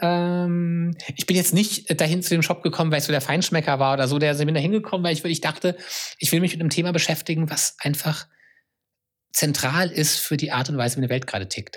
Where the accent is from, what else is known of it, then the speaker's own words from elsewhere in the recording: Germany; now in Berlin, Germany; Ich bin auf dem Land groß geworden und so ein bisschen, oder eigentlich in der klassischen ähm, DDR, äh, BRD